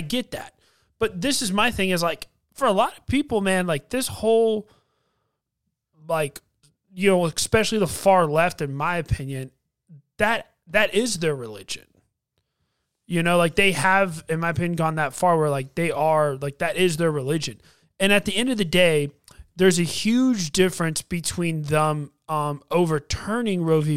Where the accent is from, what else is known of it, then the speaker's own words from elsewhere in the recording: United States; as a American